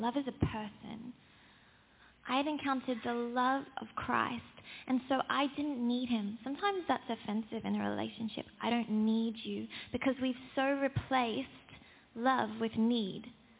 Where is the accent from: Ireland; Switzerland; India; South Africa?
South Africa; but I was born into a South African family. I thought it was the same thing. I'm South African because my parents are.